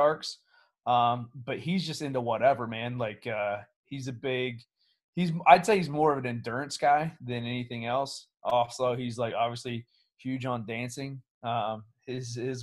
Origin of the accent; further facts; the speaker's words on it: Portsmouth, Ohio, United States; moved away as an adult; born and raised in Portsmouth before I went away from the military